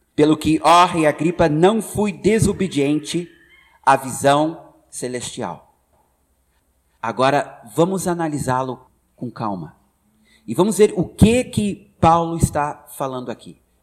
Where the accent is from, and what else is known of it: United States; born or raised there; Portuguese is a second language; moved away as an adult; now in Brazil